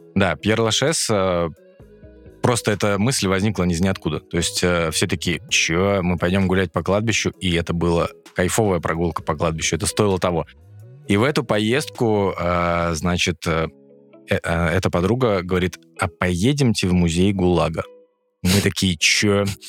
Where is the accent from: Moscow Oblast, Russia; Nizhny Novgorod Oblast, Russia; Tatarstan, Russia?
Moscow Oblast, Russia; moved away; я коренной, коренной подмосквич